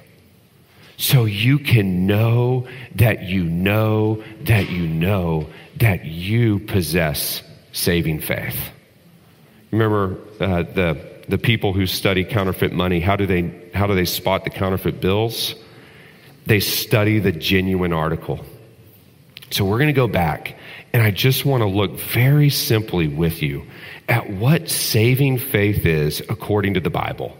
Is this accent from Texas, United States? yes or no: yes; Texas, United States; When I was growing up in Texas